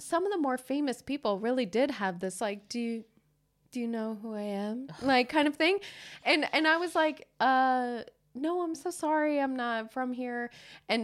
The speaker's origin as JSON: {"language": "English", "country": "United States", "moved": "as an adult", "lives_now": "Stockholm, Sweden", "said": "I'm from America."}